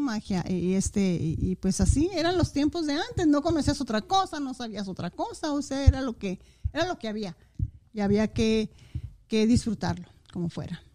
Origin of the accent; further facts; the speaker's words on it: Saucillo, Chihuahua, Mexico; moved away as an adult; also born or lived in Ciudad Juárez; Municipio de Saucillo, así es, ahí nací, ahí crecí, ahí, ahí me formé y, y ahí fui a la escuela